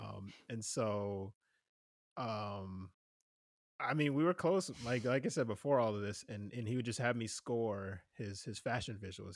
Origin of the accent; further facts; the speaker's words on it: New Jersey, United States; moved away; I'm originally from New Jersey